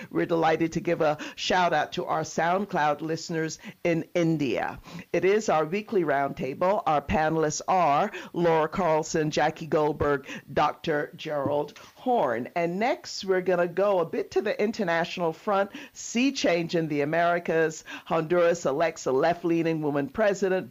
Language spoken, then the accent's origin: English; Barbados; I'm from Barbados, so proud of my island